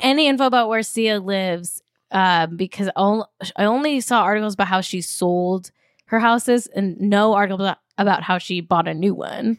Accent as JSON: {"language": "English", "town": "Manhattan Beach", "region": "California", "country": "United States", "tie": "born or raised there", "said": "I grew up in Manhattan Beach, very wealthy town, like upper middle class my whole life."}